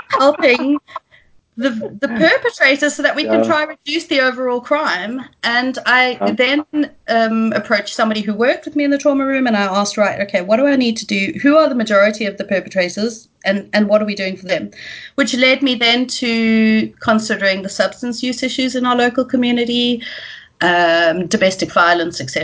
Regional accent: Cape Town, Western Cape, South Africa; also born or lived in Scotland; I am South African, born and bred in Cape Town

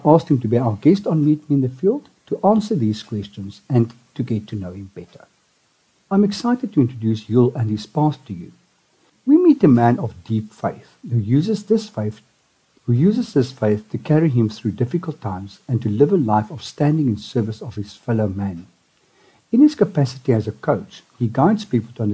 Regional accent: Johannesburg, Gauteng, South Africa; I'm from Joburg as well. I grew up in Trier

